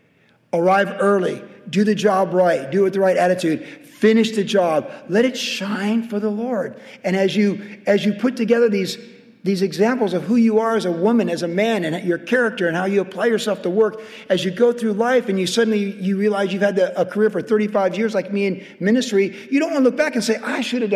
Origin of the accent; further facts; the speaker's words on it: United States; being an American